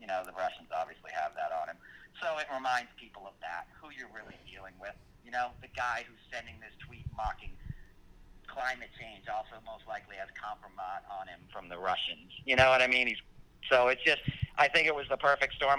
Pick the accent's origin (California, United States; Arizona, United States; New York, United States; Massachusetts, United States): New York, United States; Westchester; also born or lived in Manhattan, New York; I grew up in Westchester outside of the city.